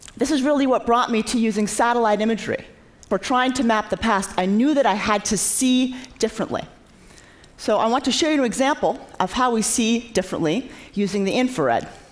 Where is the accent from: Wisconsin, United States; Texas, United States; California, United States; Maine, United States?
Maine, United States; When I was a child growing up in Maine